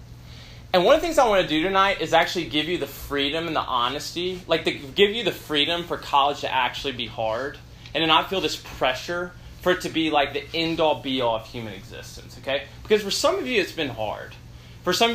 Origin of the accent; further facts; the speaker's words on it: Memphis, Tennessee, United States; moved away as an adult; I grew up in Memphis, Tennessee, and I was a high-achieving student